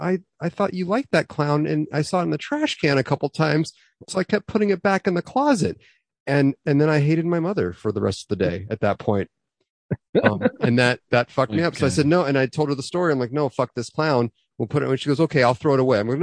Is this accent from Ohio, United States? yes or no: no; Los Angeles, California, United States; we moved houses and we moved from Van Nuys because Van Nuys was going to shit, moved into the Northridge